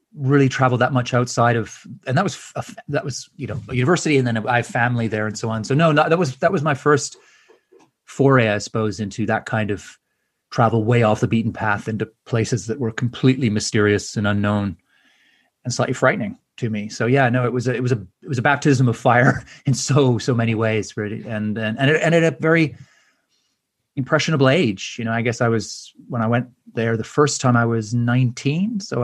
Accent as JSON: {"language": "English", "town": "Edmonton", "region": "Alberta", "country": "Canada", "tie": "born or raised there", "said": "I was just wandering around a academic fair in my hometown in Edmonton"}